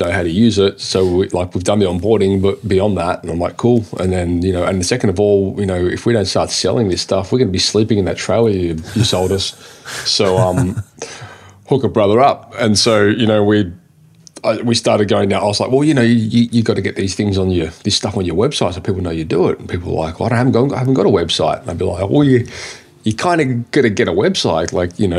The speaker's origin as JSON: {"language": "English", "town": "Sydney", "region": "New South Wales", "country": "Australia", "tie": "born or raised there", "said": "I live on the east coast of Australia. I grew up in Sydney"}